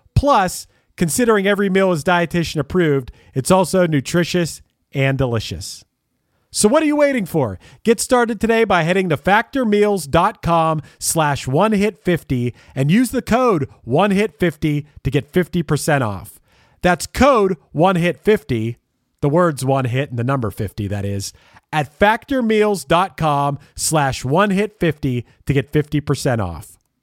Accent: Pittsburgh, Pennsylvania, United States; born or raised there

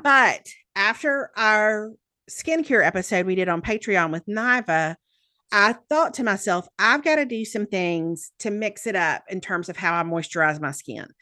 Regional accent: the South, United States; accent: Southern

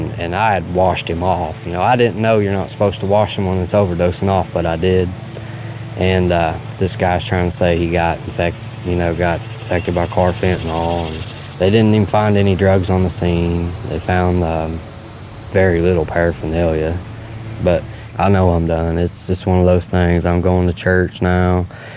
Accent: Bath County, Kentucky, United States; I grew up in Bath County. I've been here my whole life, pretty much

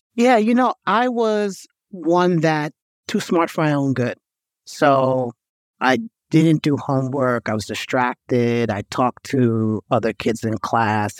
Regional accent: New York, United States; I grew up in New York

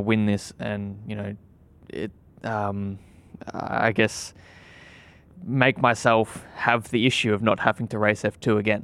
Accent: Australia; moved away; being an Aussie, I always hoped that I would, you know, at that time I was still in Australia

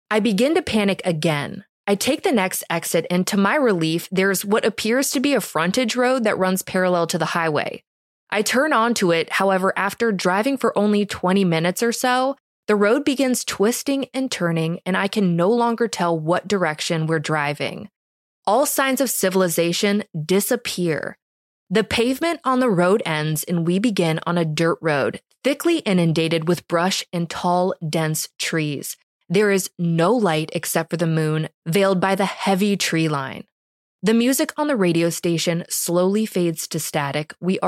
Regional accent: Minnesota, United States; I'm originally from Minnesota, so moving out to the East Coast, I was desperate to latch on to any friendship I could manage

